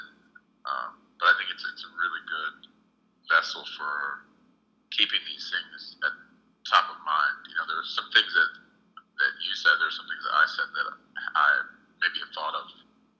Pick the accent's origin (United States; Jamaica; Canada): Jamaica; it's based on me finding out about my DNA as being from Nigeria and knowing that I'm from Jamaica